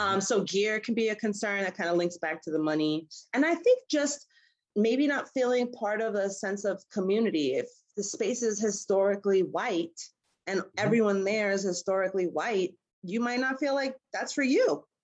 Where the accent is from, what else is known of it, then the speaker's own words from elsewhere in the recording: New York City, New York, United States; also born or lived in Harlem, New York / Brooklyn, New York; I grew up in in Queens, but I've always been in the city